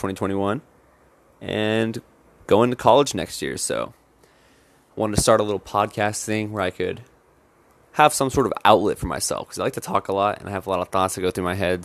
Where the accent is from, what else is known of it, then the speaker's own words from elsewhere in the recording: Iowa, United States; I'm a seventeen-year-old and I'm from Iowa, graduating this year